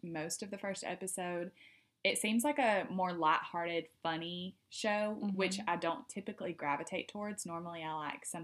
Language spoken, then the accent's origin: English; the South, United States; we're from the South.